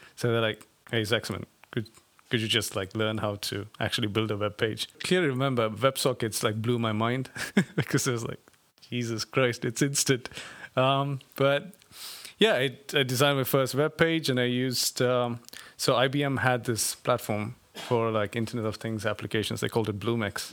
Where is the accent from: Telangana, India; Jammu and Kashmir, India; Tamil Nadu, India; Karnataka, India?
Karnataka, India; Bangalore; I come from India, um, a city called Bangalore in the south of India.